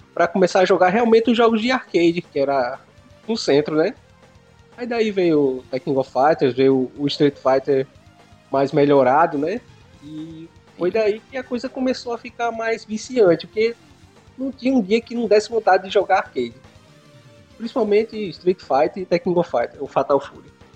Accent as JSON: {"language": "Portuguese", "region": "Pernambuco", "country": "Brazil", "tie": "born or raised there", "moved": "as an adult", "lives_now": "Caxias, Brazil", "said": "E eu sou de Pernambuco, sou descendente de Pernambuco. Só que eu morei, morei lá, cresci e tudo."}